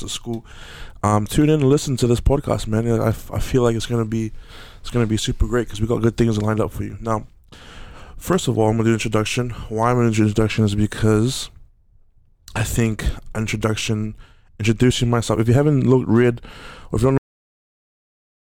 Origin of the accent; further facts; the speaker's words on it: Auckland, New Zealand; growing up in Aotearoa, growing up in South Auckland, New Zealand